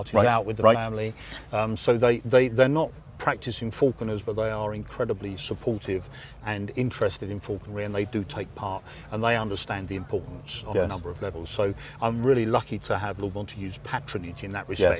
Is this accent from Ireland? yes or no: no; England, United Kingdom; as an Englishman